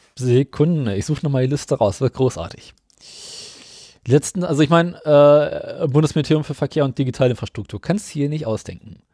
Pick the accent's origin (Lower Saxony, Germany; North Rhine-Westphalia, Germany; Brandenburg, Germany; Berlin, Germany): Berlin, Germany; bei uns in Berlin